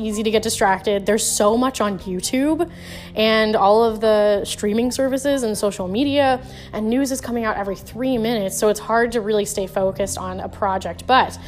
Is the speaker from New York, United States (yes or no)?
no; Florida, United States; my home state of Florida